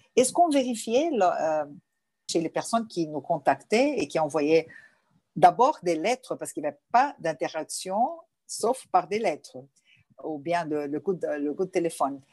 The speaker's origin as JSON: {"language": "French", "region": "Rio de Janeiro", "country": "Brazil", "tie": "born or raised there", "also_born_or_lived": "Lebanon", "first_language": "Portuguese", "second_language": "French", "said": "en arrivant au Brésil, je suis née. Donc, je, je peux dire que j'ai le sang libanais"}